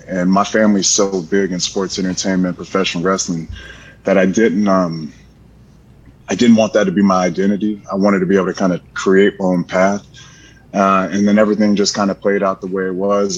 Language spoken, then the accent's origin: English; Florida, United States; I'm from Florida. I'm a Florida boy